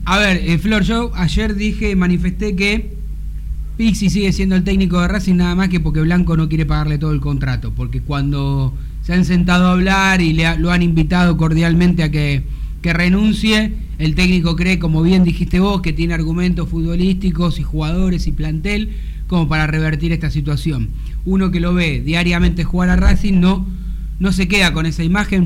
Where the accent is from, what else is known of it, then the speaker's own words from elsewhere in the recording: Buenos Aires, Argentina; crié en Villa Solati, tengo muchísimos amigos paraguayos